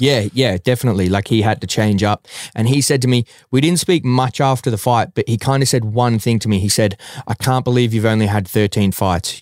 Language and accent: English; Melbourne, Victoria, Australia; my hometown and Melbourne as a city